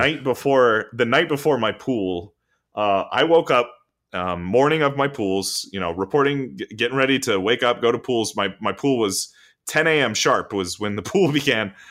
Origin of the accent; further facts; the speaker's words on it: Florida, United States; we're from Florida